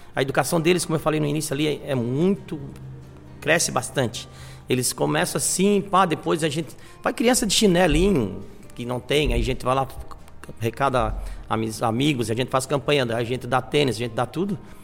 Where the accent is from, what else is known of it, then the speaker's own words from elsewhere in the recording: Florianópolis, Santa Catarina, Brazil; moved away as an adult; now in Tubarão, Brazil; eu sou de Florianópolis